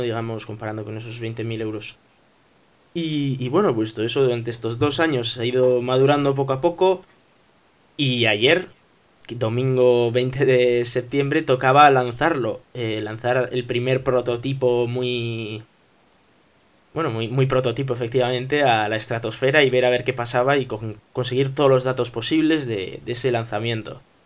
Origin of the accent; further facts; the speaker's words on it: Bilbao, Basque Country, Spain; somos de Bilbao